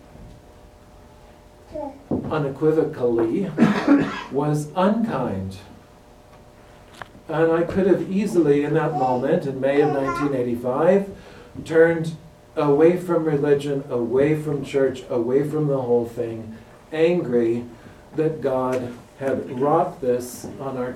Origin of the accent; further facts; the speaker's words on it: Minnesota, United States; I'm from Minnesota